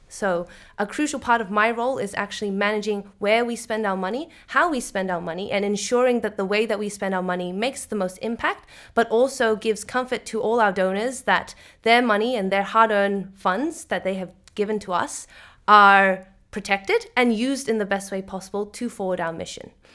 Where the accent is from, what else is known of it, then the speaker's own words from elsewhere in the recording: Sydney, New South Wales, Australia; moved away as an adult; now in Netherlands; I am originally from Sydney, Australia, but I moved to the Netherlands to work at the Ocean Cleanup